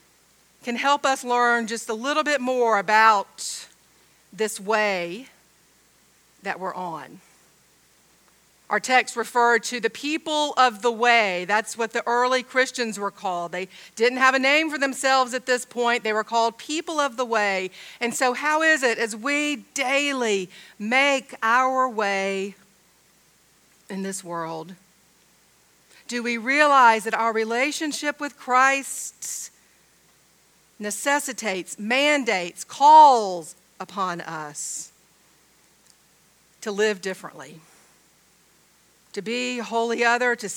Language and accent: English; Georgia, United States; I'm from Georgia, I say dog.